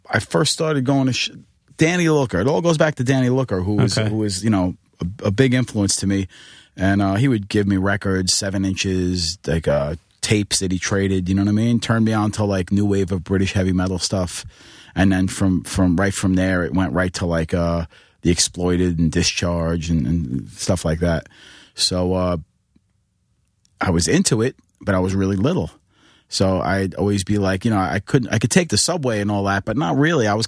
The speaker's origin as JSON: {"language": "English", "town": "New York City", "region": "New York", "country": "United States", "tie": "born or raised there", "moved": "as an adult", "lives_now": "upstate New York, United States", "said": "Queens. I grew up in Bayside, Queens."}